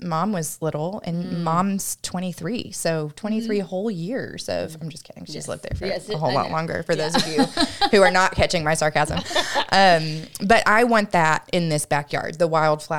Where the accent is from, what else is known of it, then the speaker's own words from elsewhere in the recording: Murfreesboro, Tennessee, United States; I grew up in Murfreesboro